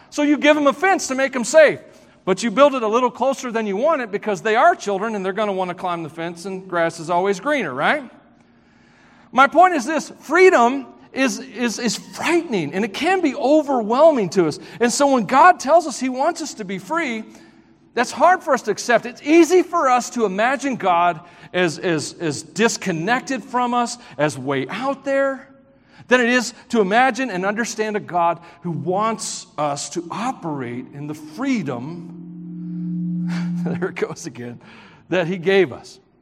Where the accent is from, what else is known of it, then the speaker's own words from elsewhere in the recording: Tennessee, United States; moved away; I grew up in Southern Gospel area of the country